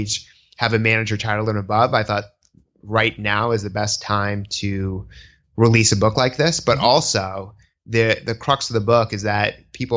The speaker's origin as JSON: {"language": "English", "town": "Newton", "region": "Massachusetts", "country": "United States", "tie": "born or raised there", "also_born_or_lived": "Boston, Massachusetts", "moved": "yes", "lives_now": "New York City, United States", "said": "my cultural frame of reference is a Jewish American growing up in Newton, Massachusetts"}